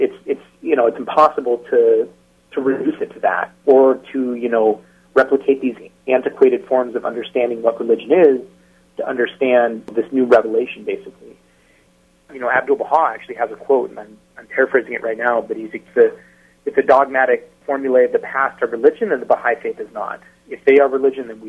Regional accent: Eastern Washington, United States; also born or lived in Seattle; I moved back from Seattle to Eastern Washington to be with my family

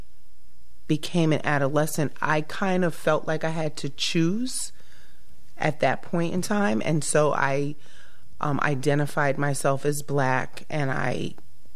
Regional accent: New York City, New York, United States; moved away as an adult; also born or lived in The Bronx, New York City; now in New London, United States; I grew up in Queens, the borough of Queens. For the school age years of my life, I lived in Queens

